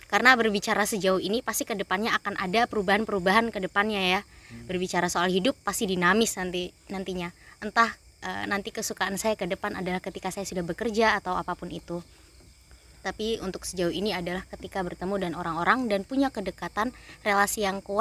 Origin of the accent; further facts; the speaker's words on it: Timika, Central Papua, Indonesia; meskipun saya berasal dari Timika Papua, saya punya teman yang asli dari Malang, Surabaya, bahkan Bandung, bahkan sampai Lampung